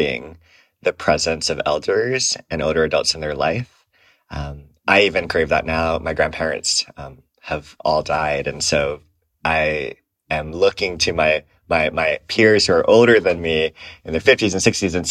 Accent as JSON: {"language": "English", "town": "Aiea", "region": "Hawaii", "country": "United States", "tie": "born or raised there", "moved": "yes", "lives_now": "San Francisco, United States", "said": "I am originally from Hawaii. I grew up in a small town called Aiea, which used to be all sugar plantations."}